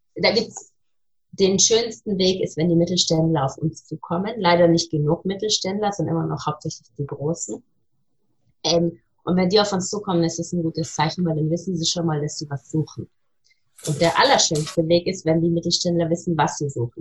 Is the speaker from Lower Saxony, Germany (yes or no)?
no; Munich, Bavaria, Germany; moved away as an adult; also born or lived in Berlin / London; now in Tel Aviv, Israel; gebürtige Münchnerin, habe dort ähm, studiert an der Ludwig-Maximilian-Universität